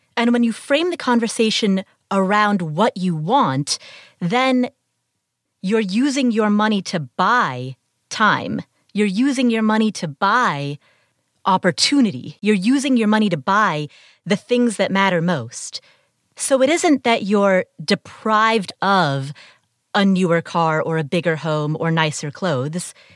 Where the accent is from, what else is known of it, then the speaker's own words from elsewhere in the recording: Cincinnati, Ohio, United States; I grew up in Cincinnati. It's my hometown